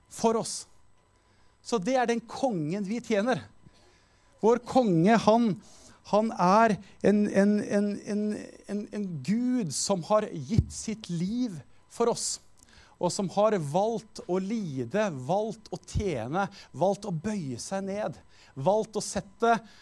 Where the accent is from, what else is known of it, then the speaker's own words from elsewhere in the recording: Skien, Telemark, Norway; Jeg er jo fra Skien.